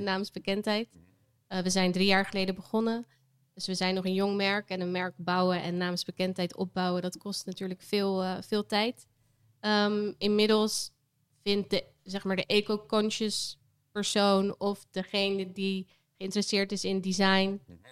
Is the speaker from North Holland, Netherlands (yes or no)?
no; Vlaardingen, South Holland, Netherlands; also born or lived in Amsterdam; now in Rotterdam, Netherlands; Ik ben geboren in Vlaardingen. Mhm. Dus dat ligt net, net naast Rotterdam. Ehm, en ik woon hier nu ook al weer tien jaar